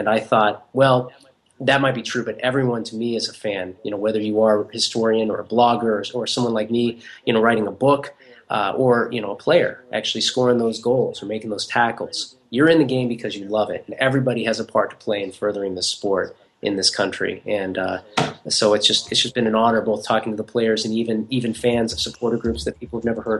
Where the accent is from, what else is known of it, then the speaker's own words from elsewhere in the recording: Denver, Colorado, United States; I'm from Denver, at least I went to school there, but I hadn't been back in ages.